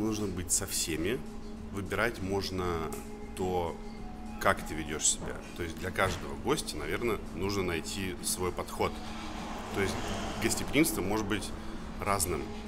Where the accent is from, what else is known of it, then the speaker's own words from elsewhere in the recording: Saint Petersburg, Russia; now in Moscow, Russia; Я сам из Петербурга